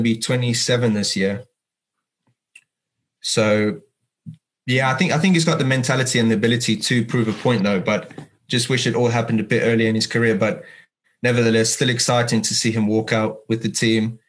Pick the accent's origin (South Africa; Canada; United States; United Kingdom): South Africa; as South African